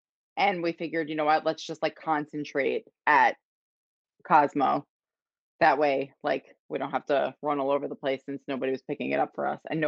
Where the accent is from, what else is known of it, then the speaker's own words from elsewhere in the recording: New York, United States; I'm from New York, so like I know sushi. Like I think Vegas, LA, and New York know their sushi.